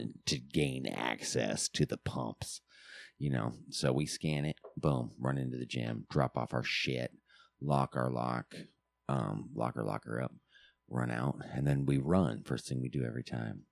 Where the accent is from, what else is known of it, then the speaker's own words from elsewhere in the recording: Alaska, United States; moved away; us growing up in Alaska, I always remember gym class